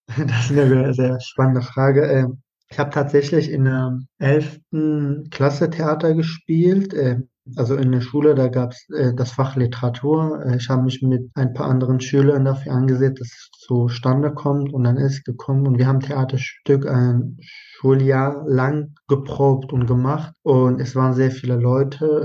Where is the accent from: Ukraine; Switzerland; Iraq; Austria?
Iraq; German is a second language; now in Germany; Ich bin halt dann auch im Irak geboren, aufgewachsen und ich habe da zwei Sprachen